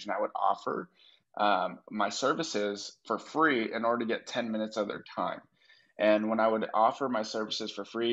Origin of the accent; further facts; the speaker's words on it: San Diego, California, United States; moved away as an adult; also born or lived in Minot, North Dakota; now in Austin, United States; I grew up in San Diego.